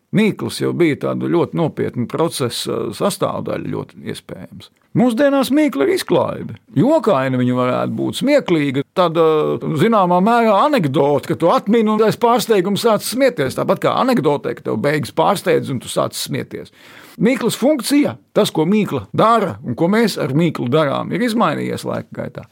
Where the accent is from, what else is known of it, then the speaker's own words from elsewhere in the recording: Sigulda, Vidzeme, Latvia; es piedzimu Siguldā